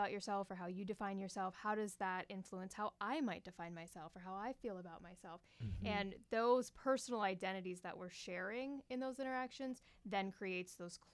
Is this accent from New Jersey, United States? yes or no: no; Pittsburgh, Pennsylvania, United States; moved away as an adult; also born or lived in West Virginia; now in Iowa, United States; I am originally from Pittsburgh, Pennsylvania.